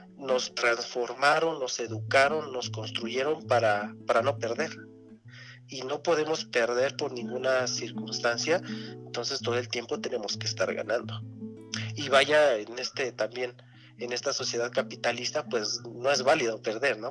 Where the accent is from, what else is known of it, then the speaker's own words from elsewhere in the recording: Mexico; nosotros como mexicanos